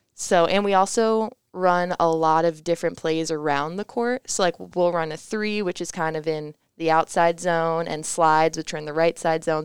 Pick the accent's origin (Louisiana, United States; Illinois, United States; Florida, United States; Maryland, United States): Florida, United States; Parkland; moved away; South Florida. So Parkland, it's near Fort Lauderdale, Miami area